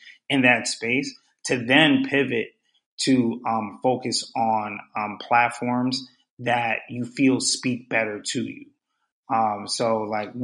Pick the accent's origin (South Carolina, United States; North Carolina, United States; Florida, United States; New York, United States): New York, United States; New York City; also born or lived in Pennsylvania; I was born and raised in Brooklyn.